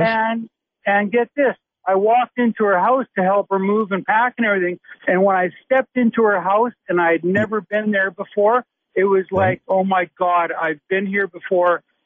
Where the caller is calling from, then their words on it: Saskatoon, Saskatchewan, Canada; I'm calling from Saskatoon, Saskatchewan, a tasty Canadian.